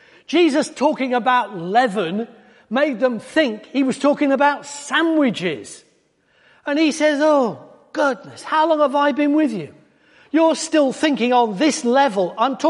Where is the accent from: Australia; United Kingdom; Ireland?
United Kingdom; Wales; because we came from North Wales, just near to where we lived, is a place called Rhuddlan.